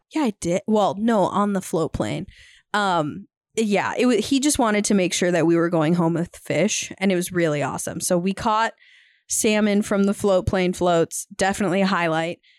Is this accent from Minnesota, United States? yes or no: yes; Minnesota, United States; now in Montana, United States; we're from the Midwest, but we currently live in Montana. And Eric actually happened to be from Minnesota, where we're from